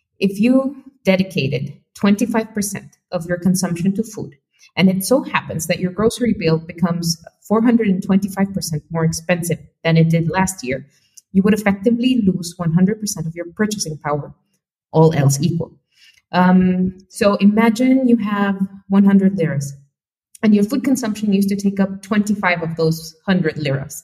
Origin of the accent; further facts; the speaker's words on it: Mexico; my home country of Mexico